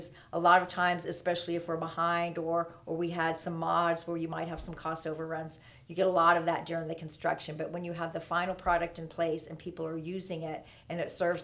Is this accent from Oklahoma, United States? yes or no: yes; Oklahoma City, Oklahoma, United States; moved away as an adult; also born or lived in Lubbock, Texas / Kansas City / San Francisco / Sacramento; I was born in Lubbock, but moved away before I was one. So literally grew up in Oklahoma City all of my life